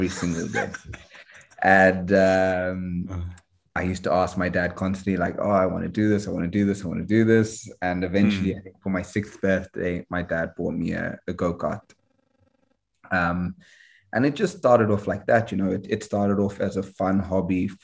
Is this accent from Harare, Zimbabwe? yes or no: yes; Harare, Zimbabwe; Obviously, I grew up in Harare